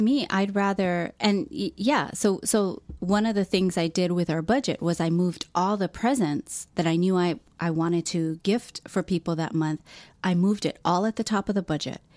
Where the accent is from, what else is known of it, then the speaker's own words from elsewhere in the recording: Philippines; I'm Filipino